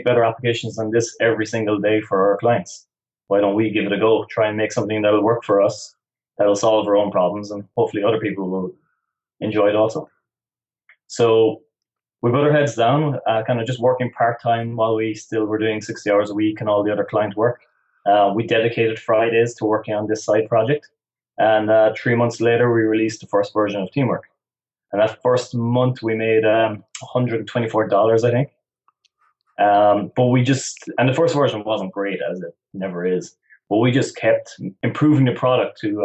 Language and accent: English; West Cork, Munster, Ireland; I'm originally from West Cork in the south of Ireland.